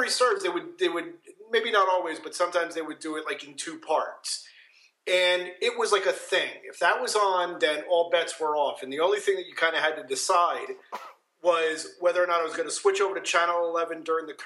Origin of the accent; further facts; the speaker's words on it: New Jersey, United States; I grew up in New Jersey, and in the part of New Jersey where all of the New York stations were your stations